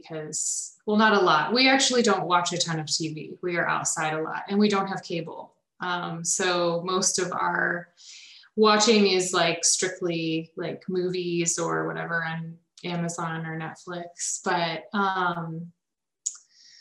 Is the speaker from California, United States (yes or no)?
no; Illinois, United States; I grew up in Illinois